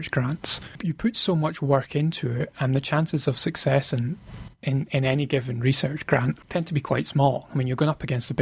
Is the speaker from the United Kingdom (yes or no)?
yes; Scotland, United Kingdom; being a Scottish sports fan